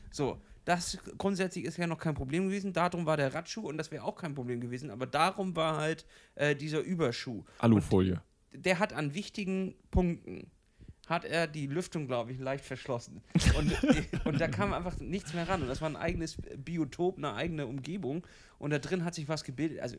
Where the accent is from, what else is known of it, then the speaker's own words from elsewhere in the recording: Kiel, Schleswig-Holstein, Germany; Ich komme aus Kiel, der Stadt am Meer.